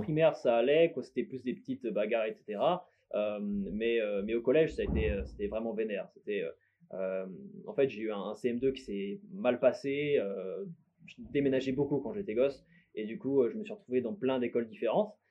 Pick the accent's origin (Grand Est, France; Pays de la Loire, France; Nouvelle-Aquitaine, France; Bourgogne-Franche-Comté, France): Bourgogne-Franche-Comté, France; also born or lived in Lyon / Besançon / Dijon; je suis né à Lyon de base. Et euh, ensuite, j'ai plus vécu en Franche-Comté, vers Besançon, Dijon.